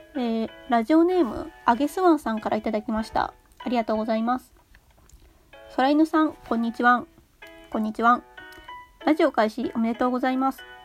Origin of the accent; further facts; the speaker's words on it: Kanto, Japan; 私はまあ関東住みというか関東生まれ関東育ち